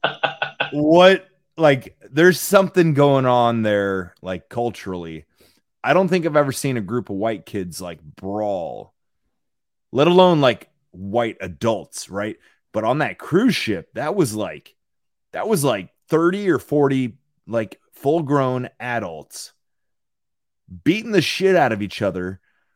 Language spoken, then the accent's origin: English; Indianapolis, Indiana, United States; growing up in Indianapolis.